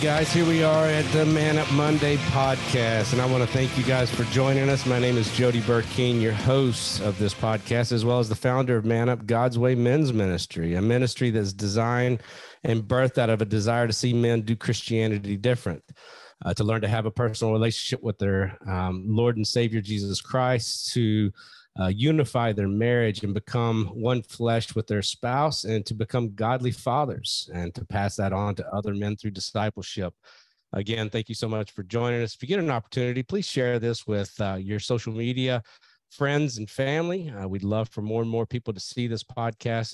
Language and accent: English; St. Louis, Missouri, United States; the great state of Missouri, St. Louis, Missouri, and they stopped in uh, in my hometown here